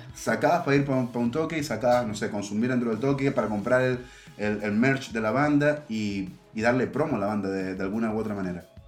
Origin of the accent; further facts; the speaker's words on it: Maracaibo, Zulia, Venezuela; Maracaibo, que es mi ciudad de origen